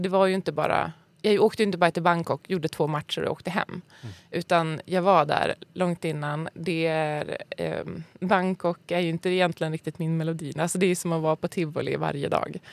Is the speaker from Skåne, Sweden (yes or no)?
no; Skellefteå, Västerbotten County, Sweden; moved away as an adult; now in Stockholm, Sweden; Född och uppvuxen i Skellefteå. Så sen flyttade jag till Stockholm när jag var typ, jag vet inte. 25